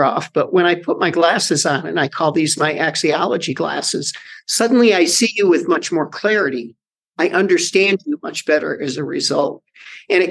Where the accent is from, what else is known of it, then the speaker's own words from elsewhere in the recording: United States; as an American